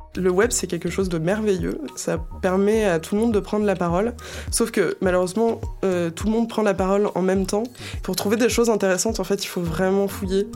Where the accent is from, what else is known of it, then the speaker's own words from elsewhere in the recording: Isère, Auvergne-Rhône-Alpes, France; je viens euh, de l'Isère